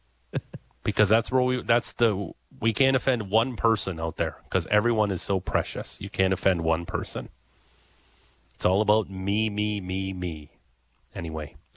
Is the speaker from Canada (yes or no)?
yes; Niagara Falls, Ontario, Canada; I'm from Niagara Falls, Canada.